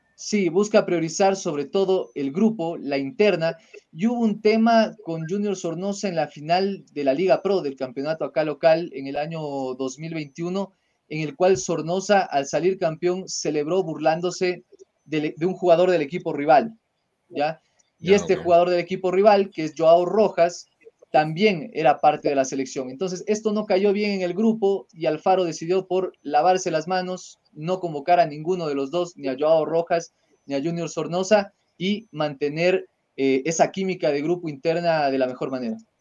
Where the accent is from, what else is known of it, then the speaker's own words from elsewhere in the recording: Ecuador; somos ecuatorianos